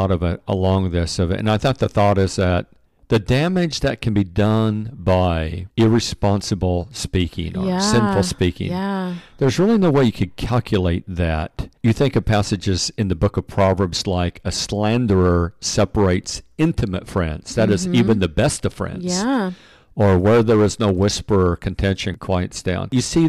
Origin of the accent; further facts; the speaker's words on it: Pacific Northwest, United States; You know, we came from the Northwest, and there on the West Coast, we're very familiar with forest fires.